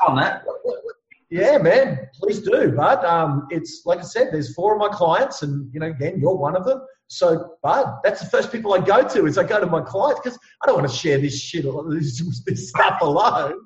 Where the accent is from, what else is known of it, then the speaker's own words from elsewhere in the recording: Ipswich, Queensland, Australia; I grew up in Ipswich. I'm a bit of a you know um, a knockabout lad, as you can imagine. I mean, you can hear it in my voice